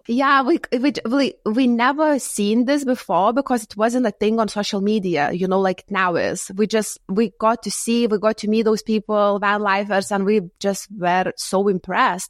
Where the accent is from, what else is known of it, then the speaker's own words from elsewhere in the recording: Lithuania; moved away as an adult; also born or lived in United Kingdom; I'm from Lithuania and I moved in the U K in my early twenties.